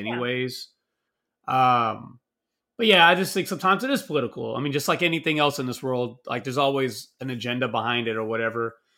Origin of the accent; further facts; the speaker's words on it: Texas, United States; I'm from the South, I'm from Texas